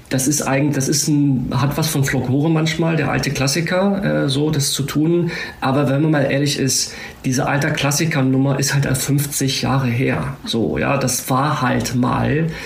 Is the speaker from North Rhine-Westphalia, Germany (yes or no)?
yes; Viersen, North Rhine-Westphalia, Germany; ich bin in Viersen groß geworden, ich bin Fahrrad zehn Minuten von Bökelbeck groß geworden